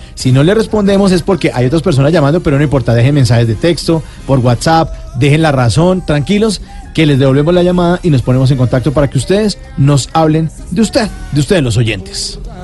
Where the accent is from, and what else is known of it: Bogotá, Colombia